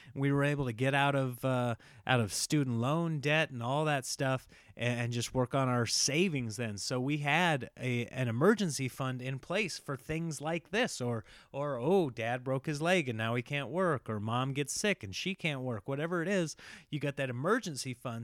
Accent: Midwest, United States; now in California, United States; I grew up here in the Midwest

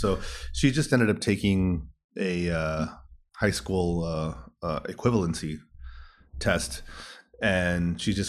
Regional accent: Los Angeles, California, United States; I'm from originally from East LA, Southern California.

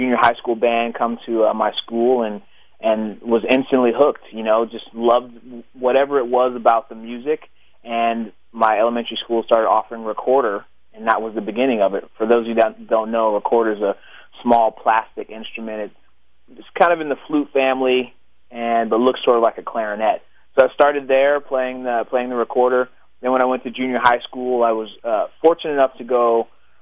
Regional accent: Pittsburgh, California, United States; also born or lived in Oklahoma City, Oklahoma; we moved back out to Pittsburgh when I was about 9

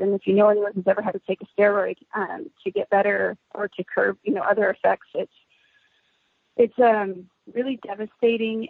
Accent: Southern California, United States; now in Fresno, United States; I'm originally from Southern California, but now reside in Fresno, California

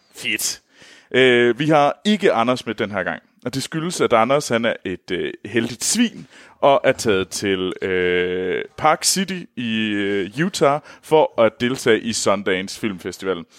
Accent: North of the Limfjord, North Denmark Region, Denmark; Jeg kommer Nordenfjords fra, så jeg bruger aldrig ræb

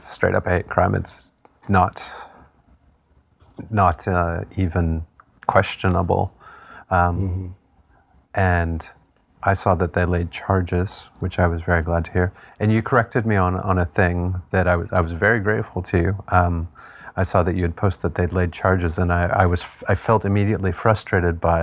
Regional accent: Manitoulin Island, Ontario, Canada; now in Hamilton, Canada; I grew up on Manitoulin Island

